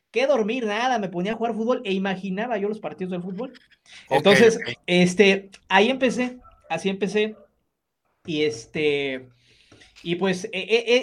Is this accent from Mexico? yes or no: yes; Guadalajara, Jalisco, Mexico; En, Guadalajara, sí, ah, pues, Guadalajara. Ah, bueno, somos pues, de Guadalajara.